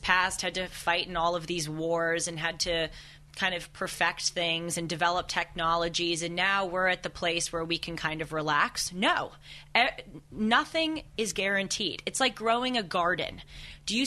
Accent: Los Angeles, California, United States; growing up in Los Angeles

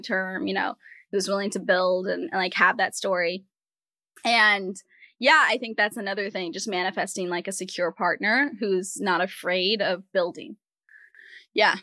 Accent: Rhode Island, United States; moved away; also born or lived in US West Coast; I grew up in the in the Ocean State, Rhode Island, and then I moved out to, you know, Pacific, Atlantic to Pacific

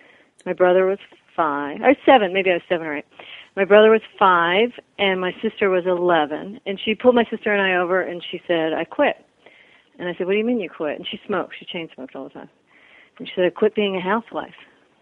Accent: California, United States; So, yeah, but growing up in California, we were the freaks in our neighborhood

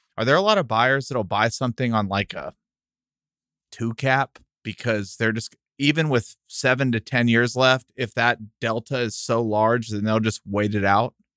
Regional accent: El Paso, Texas, United States; we're from El Paso, and that was, like, close to Coronado High School, and that's where we grew up going

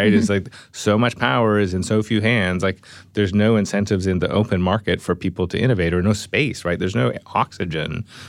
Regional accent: Canada; Yeah, I mean, I'm Canadian, right?

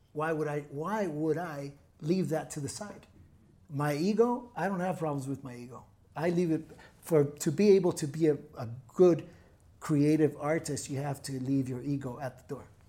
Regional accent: Tijuana, Baja California, Mexico; English is a second language; now in Puerto Vallarta, Mexico; born and raised in T J.

